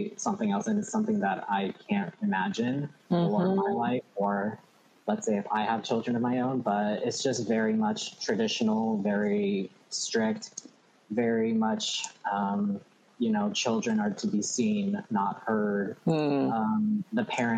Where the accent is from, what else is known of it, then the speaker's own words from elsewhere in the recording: Auburn, Washington, United States; I am from Auburn, Washington